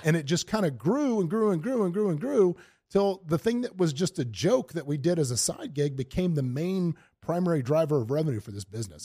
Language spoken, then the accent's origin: English; Lake City, Florida, United States; moved away as an adult; also born or lived in Tampa, Florida; now in Las Vegas, United States; I'm from a little town called Lake City, Florida, but I had moved here from Tampa